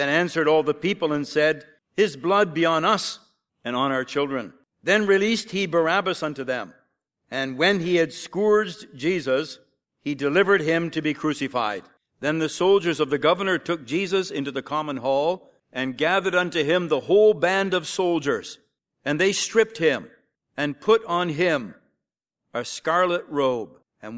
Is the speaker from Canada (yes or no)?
yes; Sarnia, Ontario, Canada; when I grew up there down near Sarnia, Ontario, on a small farm